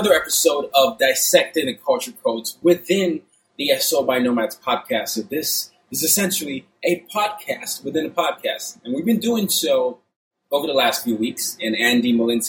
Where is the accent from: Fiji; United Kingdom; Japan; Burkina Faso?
Burkina Faso; also born or lived in Nigeria; when I was growing up in Burkina Faso, and especially having to go to an American international school, and watching TV as a Nigerian